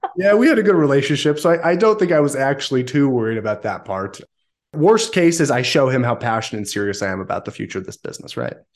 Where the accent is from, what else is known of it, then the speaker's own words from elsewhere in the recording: Southern California, United States; also born or lived in northern Utah; now in Utah, United States; I grew up in Southern California prior to that for many years